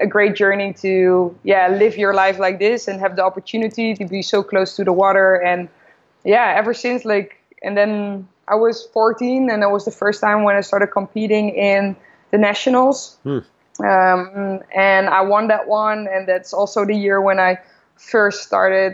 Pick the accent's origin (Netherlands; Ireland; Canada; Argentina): Netherlands; Noordwijk, South Holland; I grew up in Noordwijk, which is a small coastal village, about 30 minutes south of Amsterdam.